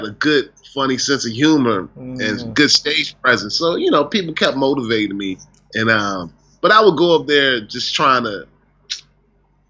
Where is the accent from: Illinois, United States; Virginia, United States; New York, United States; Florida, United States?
Virginia, United States; Newport News; moved away as an adult; also born or lived in Oakland, California; now in Los Angeles, United States; in my hometown of Virginia, there weren't really any comedy clubs.